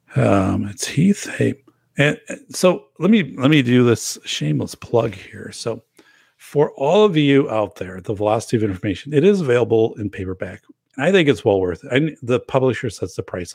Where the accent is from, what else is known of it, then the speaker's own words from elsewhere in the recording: northern Wisconsin, United States; now in Portage, Wisconsin, United States; in my hometown where I grew up, in northern Wisconsin